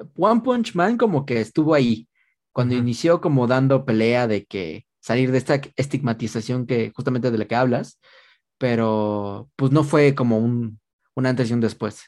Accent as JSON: {"language": "Spanish", "country": "Mexico"}